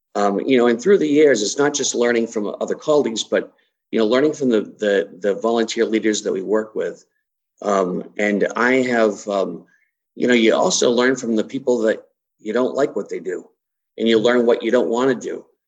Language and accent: English; Massachusetts, United States; moved away as an adult; also born or lived in Brockton, Massachusetts / Midwest; born and raised in Massachusetts